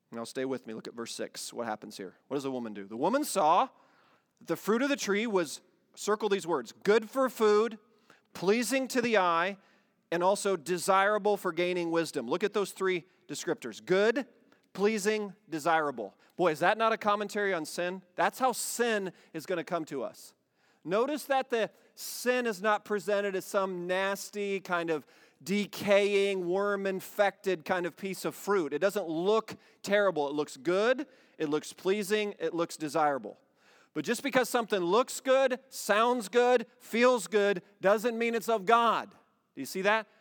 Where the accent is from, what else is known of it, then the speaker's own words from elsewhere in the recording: Iowa, United States; moved away; We grew up in Iowa